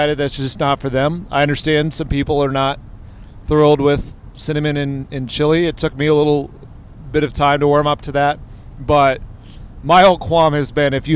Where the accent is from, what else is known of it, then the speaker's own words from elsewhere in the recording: Northeast Ohio, United States; I grew up in Northeast Ohio, so watched a lot of the Browns